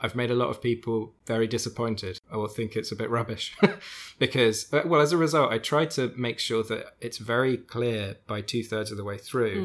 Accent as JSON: {"language": "English", "country": "United Kingdom", "accent": "British", "said": "my British accent"}